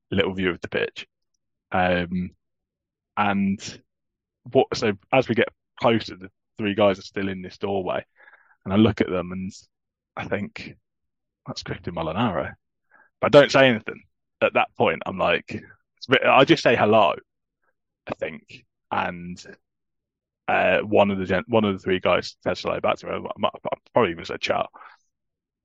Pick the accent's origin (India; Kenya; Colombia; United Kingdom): United Kingdom; England; I'm obviously an English Torino fan